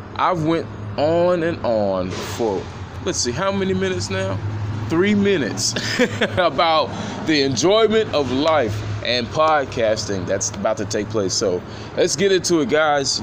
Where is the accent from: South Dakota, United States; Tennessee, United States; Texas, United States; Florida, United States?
Tennessee, United States; Nashville; born and raised in Nashville, Tennessee